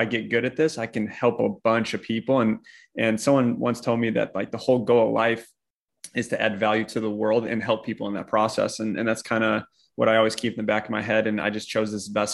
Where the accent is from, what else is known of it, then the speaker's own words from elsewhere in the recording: Chicago, Illinois, United States; moved away; also born or lived in Orange County; I'm originally from Chicago